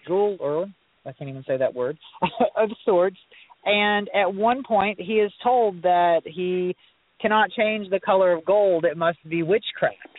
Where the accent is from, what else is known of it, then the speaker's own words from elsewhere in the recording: Southeast Missouri, United States; I was born and raised in Southeast Missouri